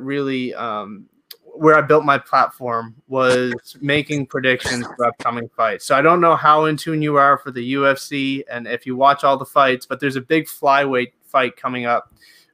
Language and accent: English; Canada; As a Canadian